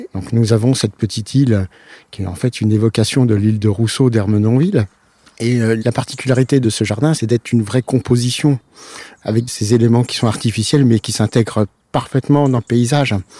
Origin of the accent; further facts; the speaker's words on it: Nohant-Vic, Centre-Val de Loire, France; Je viens de pas très loin, puisque je me suis élevé quand même sur la commune de Nohanvic